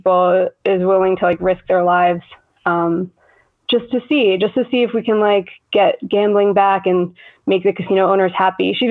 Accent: Monroe, New Jersey, United States; I grew up in Monroe, New Jersey, a really small town in Jersey

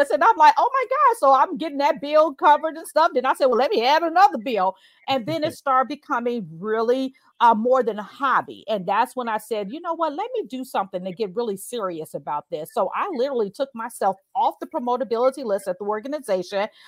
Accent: Chicago, Illinois, United States; So I grew up in the Chicago Housing Public Authority called the Dearborn Homes, 2900 South State Street, apartment 401 60616.

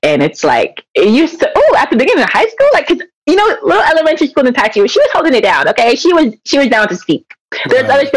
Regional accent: Elk Grove, California, United States; I'm from the Elk Grove. So Sac County, not Sac proper. So yeah. I went to school in Elk Grove over right here

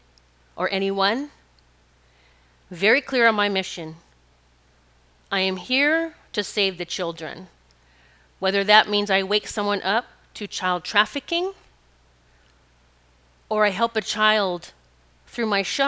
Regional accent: Rapid City, South Dakota, United States; I grew up in Rapid City, and our playground was mountains

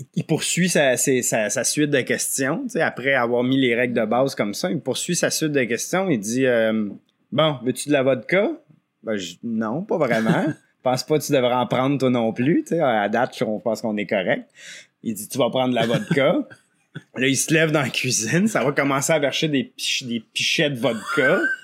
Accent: L'Orignal, Ontario, Canada; also born or lived in Quebec; je viens de, l'Est ontarien, de Lorignal, un village là, qui, est juste, sur la frontière. Donc, toute ma vie, j'ai comme alterné Québec-Ontario à l'école ou à travail

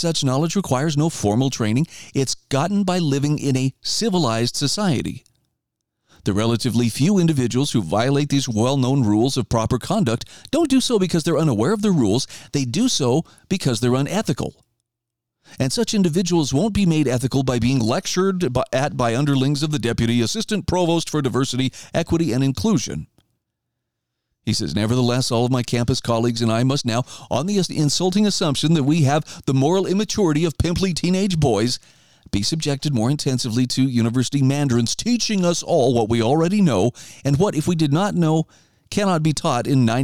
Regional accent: Idaho, United States; my home state of Idaho

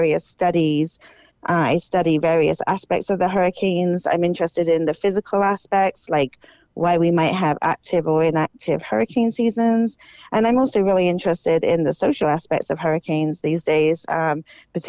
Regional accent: United Kingdom; moved away as an adult; now in Florida, United States; I grew up in the United Kingdom

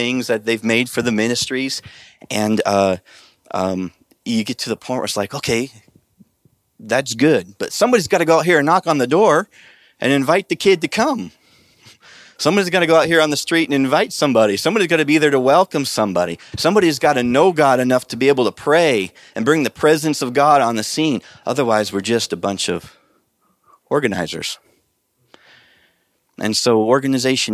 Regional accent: Nebraska, United States; So I'm from Nebraska, and I know how, you know, I grew up in an agricultural area

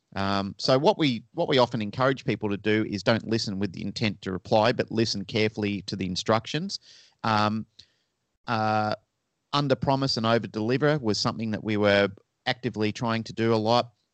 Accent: Melbourne, Victoria, Australia; moved away as an adult; now in Sydney, Australia; And I was originally from Melbourne, Australia, which is down the southern end of Australia

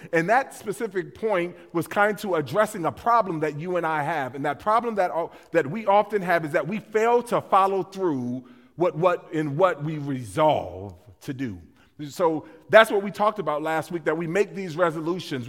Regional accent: West Coast, United States; moved away; I grew up on the West Coast

